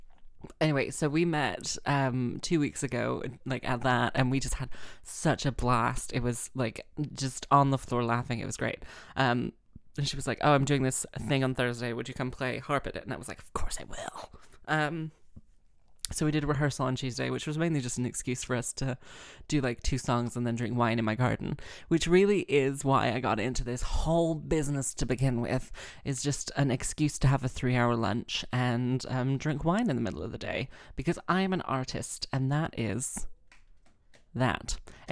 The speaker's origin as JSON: {"language": "English", "region": "London", "country": "United Kingdom", "tie": "born or raised there", "also_born_or_lived": "United States / Wales", "accent": "London via Texas", "said": "oh, it's London via Texas. So it was like, I grew up in London. I was born in London. Then when I was 3, we moved to the States and then I came back"}